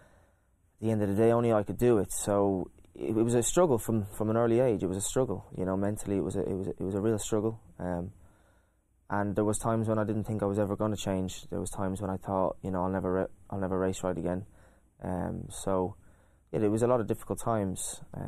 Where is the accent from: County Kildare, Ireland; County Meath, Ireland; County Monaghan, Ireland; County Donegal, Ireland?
County Kildare, Ireland; I was a boy with dreams and hopes, and you know, I was just a normal kid. I loved my sports, didn't like school. A pretty normal. I had a great upbringing.